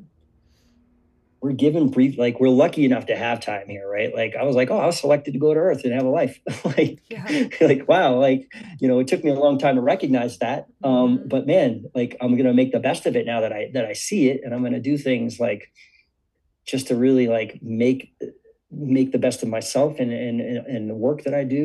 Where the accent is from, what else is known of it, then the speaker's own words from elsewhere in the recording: Cambridge, Massachusetts, United States; growing up in Cambridge, Boston area